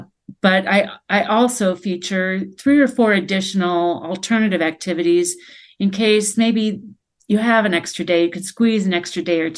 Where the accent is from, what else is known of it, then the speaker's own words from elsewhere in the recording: Michigan, United States; I've been living in this state my whole life